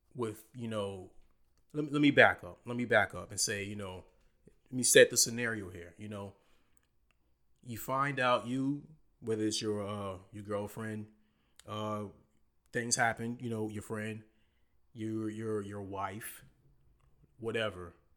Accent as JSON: {"language": "English", "area": "Low Country", "region": "South Carolina", "country": "United States", "said": "we're all from the Low Country"}